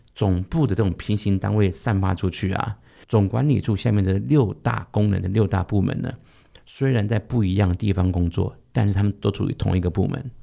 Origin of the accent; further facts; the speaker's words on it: Taiwan; 大多数我们台湾人很喜欢给一个职称叫特助